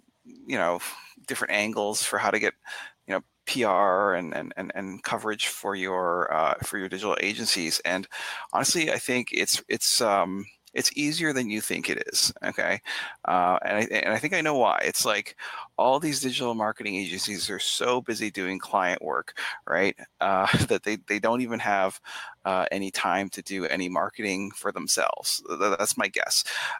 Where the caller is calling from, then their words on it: Boston, Massachusetts, United States; Back Bay in Boston.